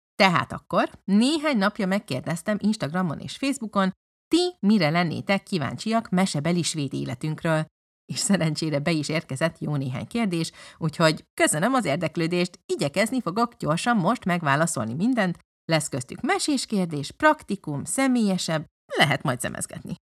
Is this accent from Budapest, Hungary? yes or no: yes; Budapest, Hungary; moved away as an adult; now in Lund, Sweden; budapesti gyerek vagyok